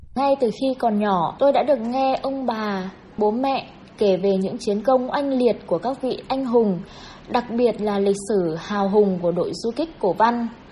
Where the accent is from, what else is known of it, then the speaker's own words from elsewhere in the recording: Muong Lai, Luc Yen, Yên Bái, Vietnam; dù có đi đâu thì tôi cũng đều nhớ đến truyền thống cách mạng của quê hương mình